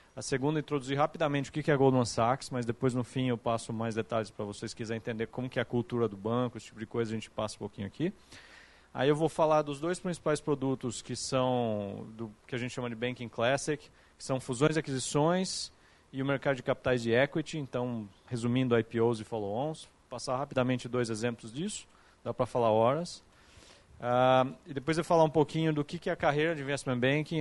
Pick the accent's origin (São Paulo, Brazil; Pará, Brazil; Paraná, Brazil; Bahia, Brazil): São Paulo, Brazil; Capivari; moved away as an adult; now in São Paulo, Brazil; eu sou de uma cidade aqui do interior de São Paulo que chama Capivari, que é do lado de Piracicaba